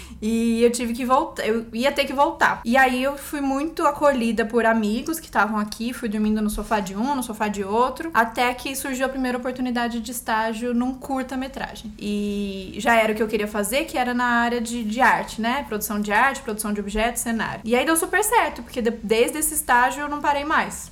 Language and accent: Portuguese; Campinas, São Paulo, Brazil; moved away as an adult; also born or lived in Bauru; now in São Paulo, Brazil; eu nasci em Campinas há 33 anos atrás